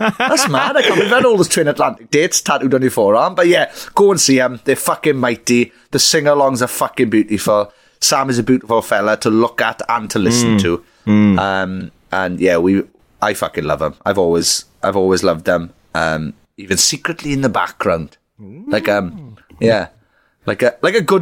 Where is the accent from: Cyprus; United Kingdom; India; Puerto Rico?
United Kingdom; Wales; being Welsh